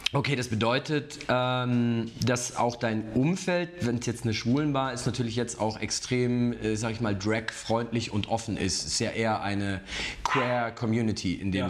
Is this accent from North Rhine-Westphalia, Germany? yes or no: yes; Cologne area, North Rhine-Westphalia, Germany; now in Munich, Germany; ich komme ja eigentlich aus der Kölner Ecke